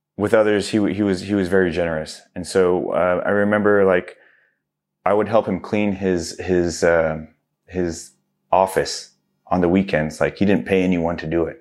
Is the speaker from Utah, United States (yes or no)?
no; Southern California, United States; also born or lived in Livingston, New Jersey / New York City / Houston, Texas; moved to Houston, Texas for a few more years after that, and then we moved to California, which I was pretty much been out here my whole life. Um, came out here in first grade